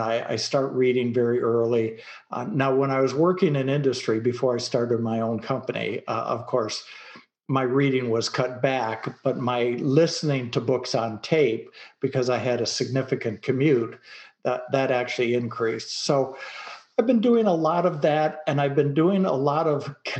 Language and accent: English; Detroit, Michigan, United States; also born or lived in Dallas, Texas; now in rural Texas, United States; I grew up in Detroit, Michigan